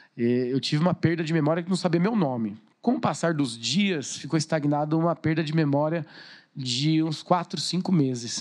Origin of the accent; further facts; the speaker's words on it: Suzano, São Paulo, Brazil; Sou natural de Suzano. E amo minha cidade